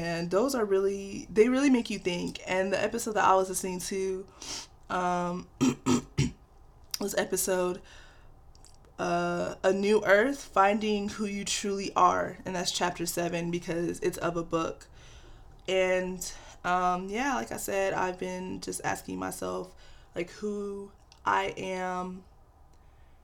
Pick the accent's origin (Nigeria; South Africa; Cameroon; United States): Nigeria; I'm Nigerian, and any Nigerian kid knows, like, our parents have these high, high, high expectations for us